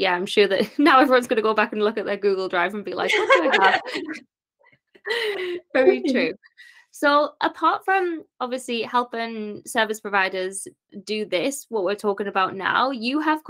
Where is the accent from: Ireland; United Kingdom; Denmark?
United Kingdom; North East England; born or raised there